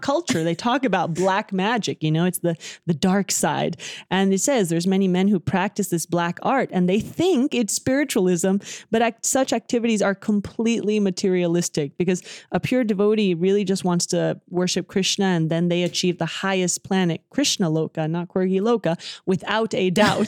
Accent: Dallas, Texas, United States; Dallas, Texas, where I was born

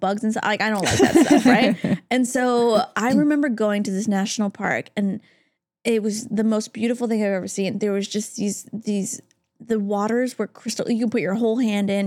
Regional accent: Canada; now in Los Angeles, United States; I, as a Canadian

